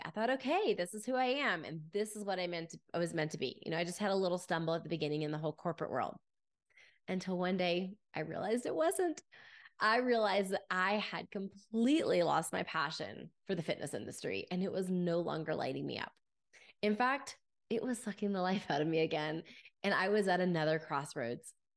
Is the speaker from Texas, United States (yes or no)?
yes; Grapevine, Texas, United States; As a young girl, I grew up in Grapevine, Texas